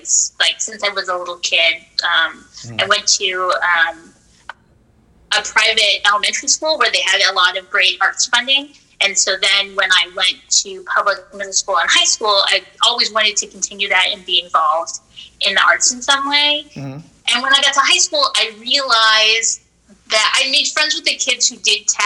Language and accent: English; Orange County, Southern California, United States; Growing up in Southern California